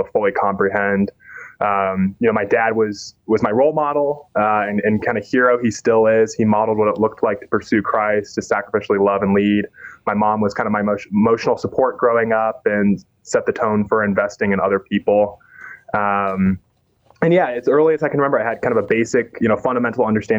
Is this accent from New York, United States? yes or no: no; Indianapolis, Indiana, United States; moved away as an adult; now in Chicago, United States; I was born and raised in Indianapolis